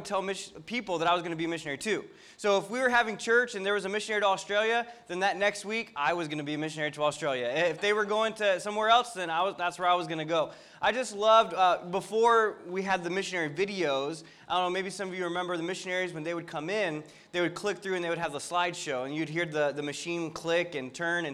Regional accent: Florida, United States; my wife's from Virginia, I was from Florida, and we both grew up in Christian

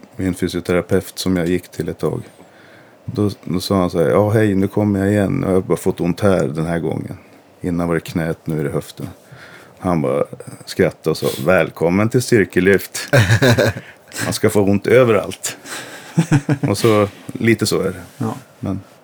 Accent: Gävle, Gävleborg County, Sweden; gick jag ju på Solängsskolan i Gävle, jag är uppvuxen i Gävle

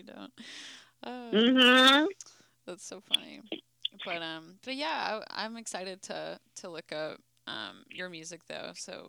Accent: Nashville, Tennessee, United States; And then I have some country because I'm from Nashville.

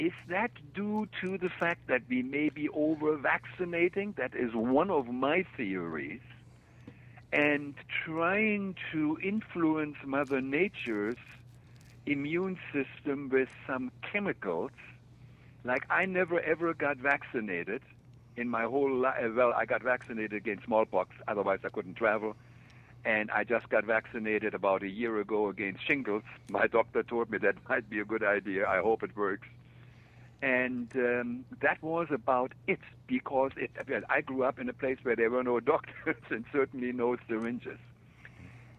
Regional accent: Germany; moved away; I grew up in Germany during and after the Second World War

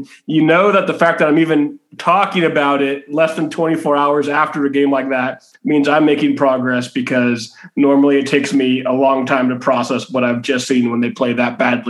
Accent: Bay Area, California, United States; Growing up in the Bay Area

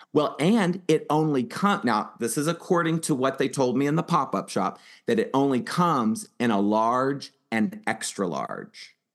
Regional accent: Houston, Texas, United States; in Houston, right, my hometown

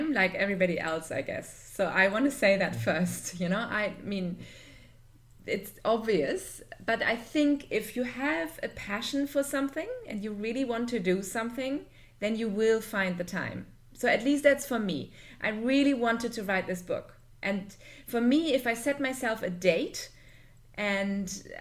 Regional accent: Germany; now in Dubai, United Arab Emirates; I'm originally from Germany, but I live in Dubai with my family

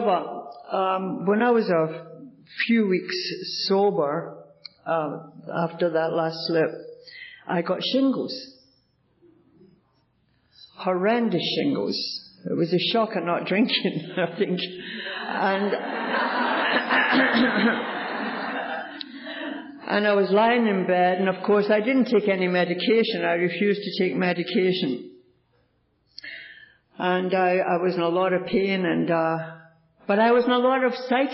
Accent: Glasgow, Scotland, United Kingdom; now in Toronto, Canada; I was born in Glasgow, Scotland

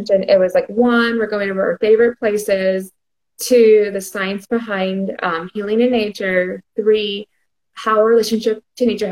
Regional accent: Houston, Texas, United States; I'm from Houston, Texas

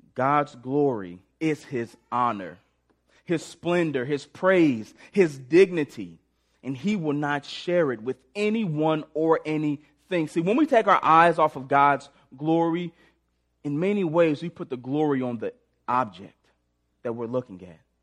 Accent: St. Louis, Missouri, United States; moved away as an adult; now in Springfield, United States; I grew up in Sp-, Saint Louis, Missouri, came down to Springfield to play football at Missouri State.

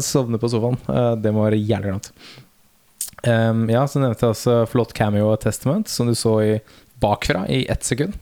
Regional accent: Nordstrand, Oslo, Norway; Vi er fra Nordstrand

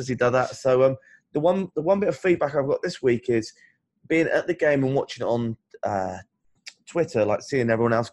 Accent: United Kingdom; I'm a Brit

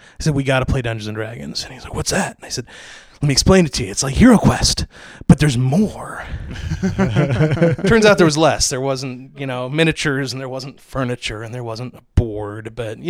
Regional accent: Portland, Oregon, United States; Yeah, I'm from Portland area.

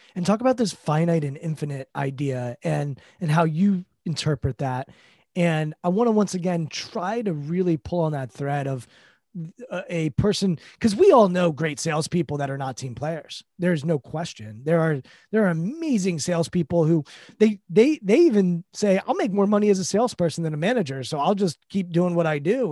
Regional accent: D.C., East Coast, United States; I grew up on the East Coast, uh, in, right outside Washington, D C

